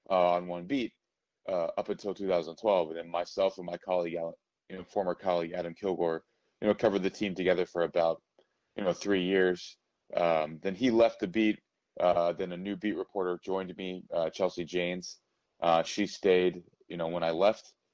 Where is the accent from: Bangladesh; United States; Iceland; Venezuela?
Venezuela; I lived overseas you know, growing up, I grew up in Latin America as well, and other places like Venezuela, uh, where, where baseball is huge as well.